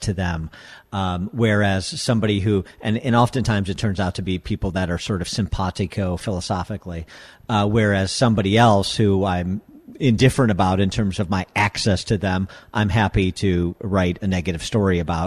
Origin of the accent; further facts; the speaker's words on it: Chicago, Illinois, United States; my hometown paper, the Tribune